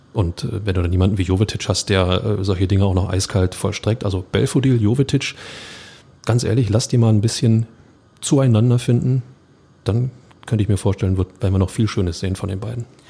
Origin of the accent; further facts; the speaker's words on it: Berlin, Germany; ich als Berliner